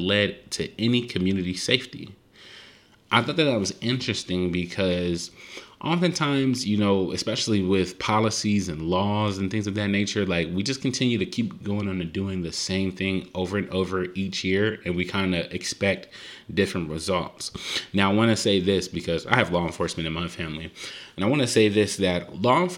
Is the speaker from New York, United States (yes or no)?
no; Compton, California, United States; I'm from Compton